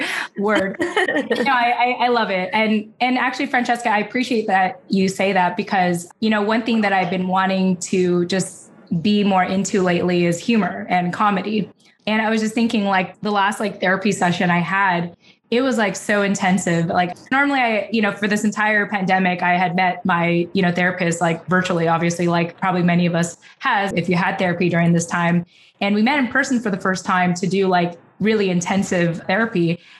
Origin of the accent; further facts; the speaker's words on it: Philippines; you know, being Filipino, like, I have the rest of my life to figure this out.